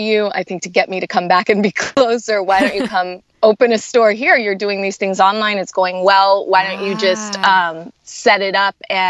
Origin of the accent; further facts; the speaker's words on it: Tucson, Arizona, United States; also born or lived in Los Angeles, California / New York; I was born in Los Angeles. When I was 8, we moved to Arizona, to Tucson, which is a big college town. University of Arizona is there. So I grew up there, went through high school there